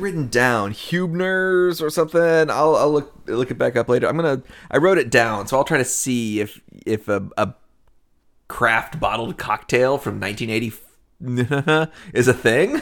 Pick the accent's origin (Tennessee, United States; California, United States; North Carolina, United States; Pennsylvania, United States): Tennessee, United States; Nashville; also born or lived in Cleveland; we grew up in Nashville.